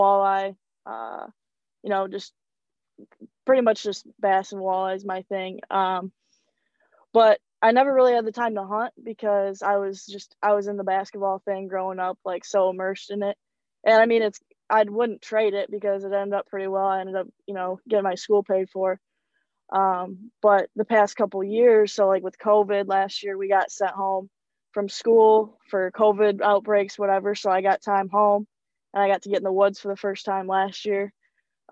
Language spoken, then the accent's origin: English; Fowlerville, Michigan, United States; I'm from Fowlerville, Michigan, which is just about 25 minutes east of East Lansing